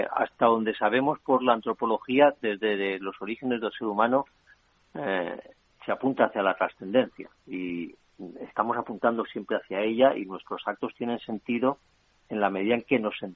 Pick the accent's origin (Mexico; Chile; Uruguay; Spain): Spain; sí me siento español sí que tengo esa realidad y que el sentimiento de pertenencia